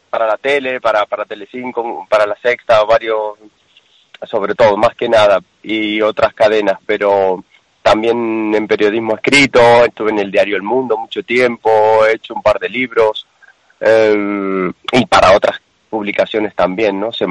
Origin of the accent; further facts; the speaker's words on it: Argentina; now in Spain; también es correcto que soy argentino, hace 20, casi 30 años que vivo en España